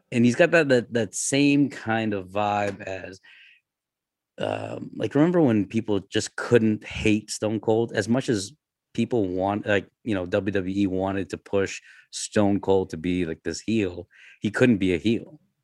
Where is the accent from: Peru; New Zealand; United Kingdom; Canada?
Canada; I'm Canadian.